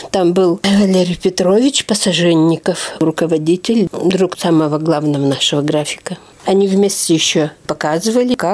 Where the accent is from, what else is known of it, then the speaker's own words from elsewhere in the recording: Nylga, Udmurtia, Russia; born there; also born or lived in Izhevsk; да, я родилась в Ижевске. Считается но оказывается, я родилась в Нылге.